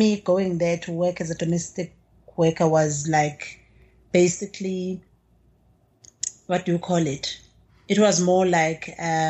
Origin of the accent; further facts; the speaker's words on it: KwaZulu-Natal, South Africa; As we've said, I'm from KwaZulu-Natal, actually. I'm from the deep rural areas, like literally rural areas, where when you think of source of information, you have to literally go somewhere else to get it.